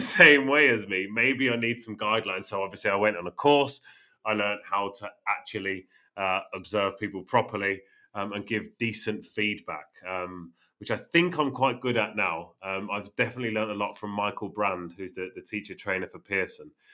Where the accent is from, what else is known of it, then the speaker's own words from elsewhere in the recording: Northampton, East Midlands, United Kingdom; moved away; my hometown in the UK